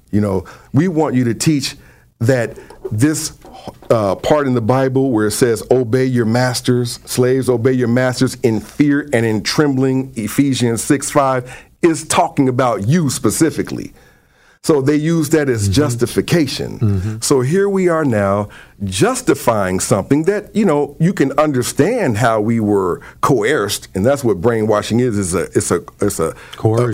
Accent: Cincinnati, Ohio, United States; also born or lived in Cleveland; I was born and raised in Ohio, and I was part of one of the largest churches in Cincinnati

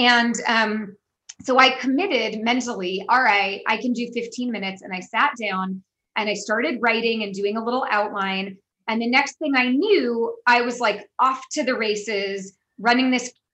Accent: San Francisco, California, United States; moved away; I'm obviously from the United States, born and raised in San Francisco, but I have lived all over the world

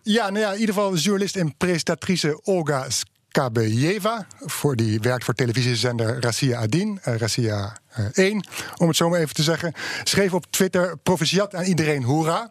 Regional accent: Netherlands

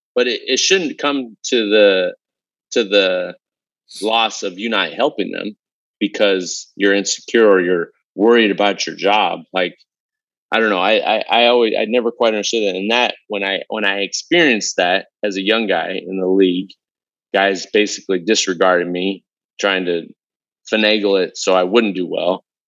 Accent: Southern California, United States; I grew up in Southern California. I had every race, uh, background, cultural lived on my block when I grew up

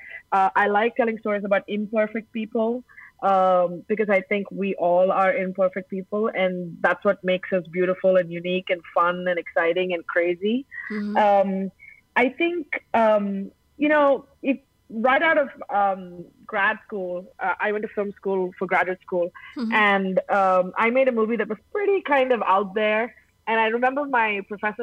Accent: Chennai, Tamil Nadu, India; now in Los Angeles, United States; sitting in Chennai, growing up in Chennai

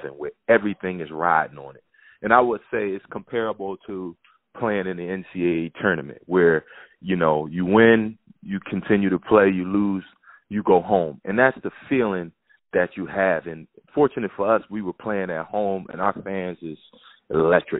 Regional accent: Philadelphia, Pennsylvania, United States; being from Philadelphia, playing for my hometown team

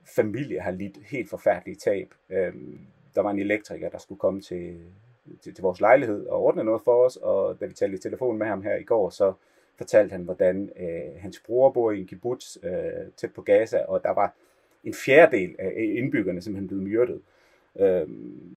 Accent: Denmark; moved away as an adult; also born or lived in Copenhagen; now in Israel; som dansker

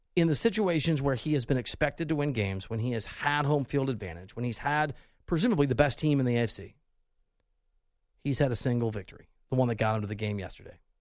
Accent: Dubuque, Iowa, United States; moved away; also born or lived in Missouri; I'm from, I'm from Dubuque, Iowa, originally, high school, from there.

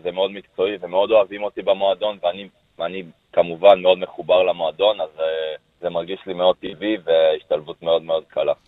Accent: Jerusalem, Jerusalem District, Israel; אני גדלתי בירושלים.

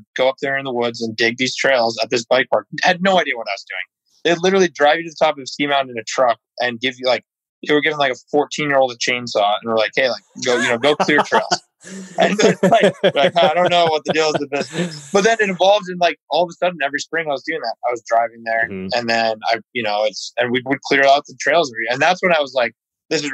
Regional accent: upstate New York, United States; I grew up right in Plattekill Bike Park in upstate New York

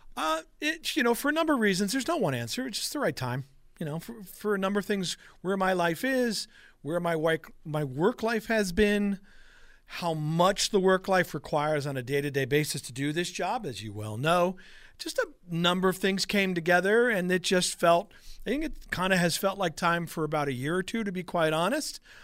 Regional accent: Long Island, New York, United States; moved away as an adult; also born or lived in Brooklyn / Buffalo; now in Western New York, United States; I was born in Brooklyn, raised on Long Island

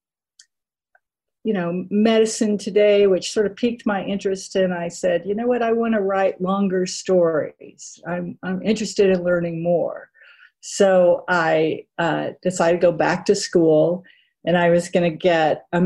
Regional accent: Texas, United States; I grew up in Texas

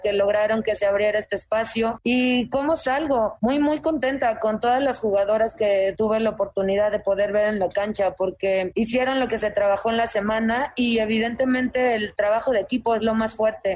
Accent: Mexico; Debutar como DT en mi país es un sueño

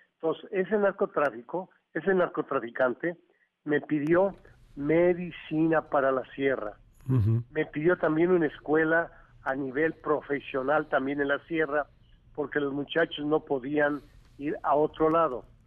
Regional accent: Mexico; yo lo hago como mexicano

